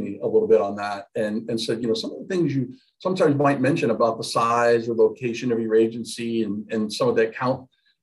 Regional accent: Galion, Ohio, United States; Opened up a scratch agency in my hometown. of Galleon, Ohio

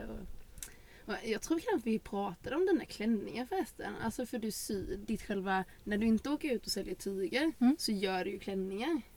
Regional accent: Sweden; moved away; där jag är uppvuxen så finns det en liten eh, samhälle utanför, Fosserum heter det

